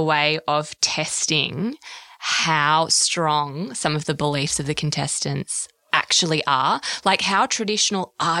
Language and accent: English; Perth, Western Australia, Australia; Perth, my hometown